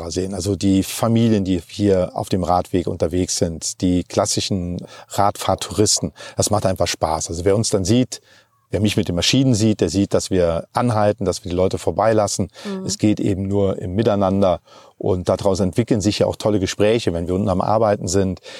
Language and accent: German; Germany; bei uns in Deutschland